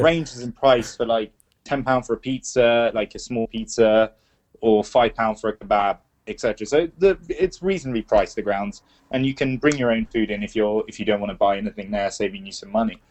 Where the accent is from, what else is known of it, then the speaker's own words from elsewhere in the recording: England, United Kingdom; I was born in England too